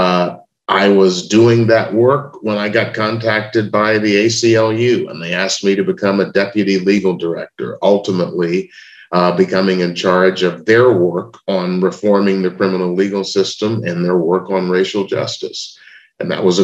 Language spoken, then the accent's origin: English; Memphis, Tennessee, United States; I was born in Memphis, Tennessee in 1956